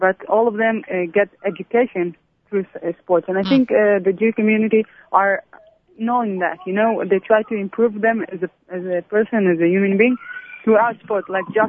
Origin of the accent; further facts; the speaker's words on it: Antalya, Turkey; I grew up in Antalya and there was no Arab people around here.